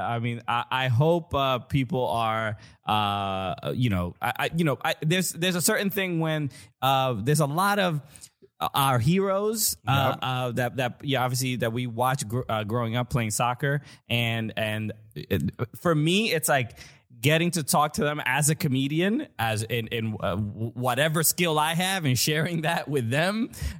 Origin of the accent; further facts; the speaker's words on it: New York City, New York, United States; we're from Brooklyn.